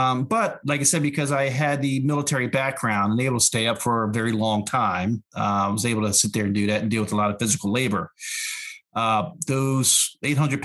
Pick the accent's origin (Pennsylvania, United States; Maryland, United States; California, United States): Pennsylvania, United States; Philadelphia; also born or lived in New York / Alaska / Los Angeles; I was born in New York. I was raised in Philadelphia